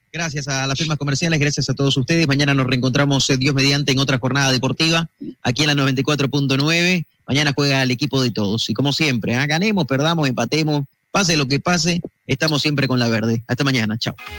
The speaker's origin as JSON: {"language": "Spanish", "country": "Bolivia", "said": "a nosotros como bolivianos también nos llena de orgullo"}